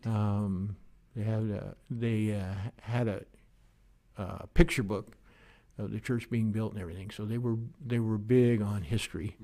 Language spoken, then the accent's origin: English; Oregon, United States; I grew up in a small logging town in Oregon